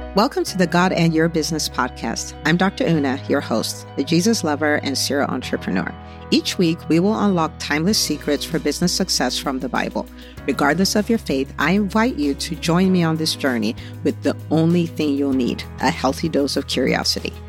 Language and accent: English; Nigeria; now in United States; growing up in Nigeria